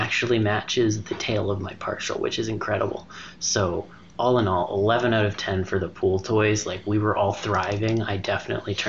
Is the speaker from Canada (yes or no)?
yes; Canada; I'm a Canadian